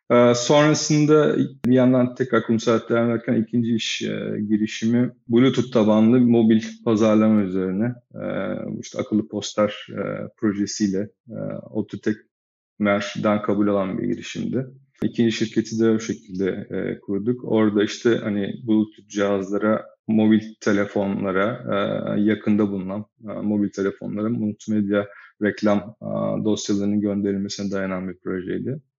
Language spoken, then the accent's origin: Turkish; İzmir, Turkey; İzmir doğumluyum. 1980 yılında doğdum. Sonrasında ilk orta lise eğitimi İzmir'de tamamladım.